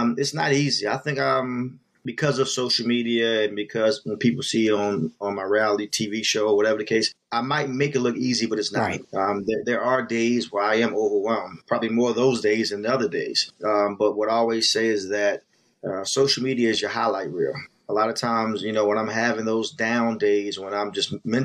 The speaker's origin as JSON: {"language": "English", "town": "Baltimore", "region": "Maryland", "country": "United States", "tie": "born or raised there", "moved": "as an adult", "lives_now": "Washington, D.C., United States", "said": "I'm born and raised in Baltimore, East Baltimore and Shadyside Road, to be exact. But I've been based out of the Washington, D.C. area for the last 20 plus years."}